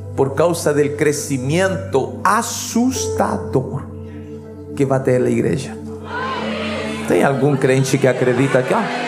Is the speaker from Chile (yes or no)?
yes; Chile; now in Vitória, Brazil; Yo soy chileno